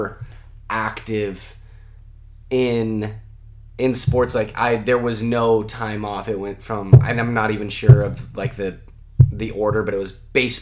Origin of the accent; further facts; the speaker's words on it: Pittsburg, California, United States; also born or lived in Oakland, California; I was born there, and I grew up in the like Pittsburgh Bay Point area